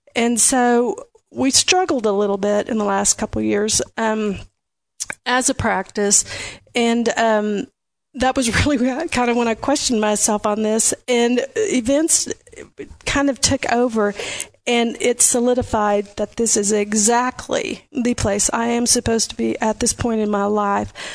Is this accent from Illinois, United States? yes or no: no; Audubon, Iowa, United States; moved away as an adult; also born or lived in Kansas; now in Lubbock, United States; I grew up near Audubon, Iowa, southwest part of count part of the state.